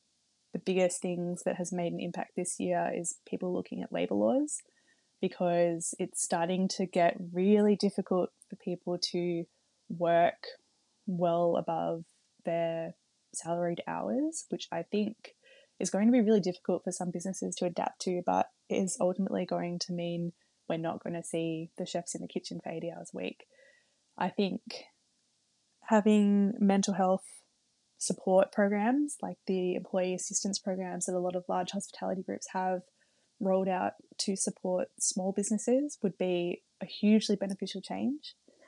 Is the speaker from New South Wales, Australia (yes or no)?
no; Melbourne, Victoria, Australia; I'm from Melbourne and I haven't seen my parents since January.